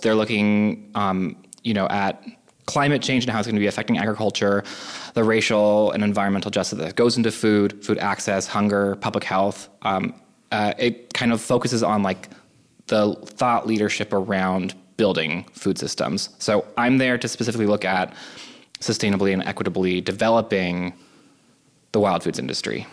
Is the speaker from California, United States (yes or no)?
yes; California, United States; also born or lived in New York / Boston; now in Cleveland, United States; I grew up in California originally, then then to New York and Boston